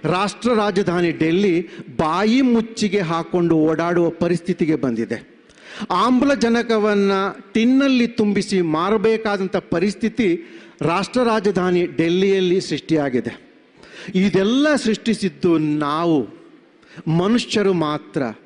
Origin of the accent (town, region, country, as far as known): Dakshina Kannada district, Karnataka, India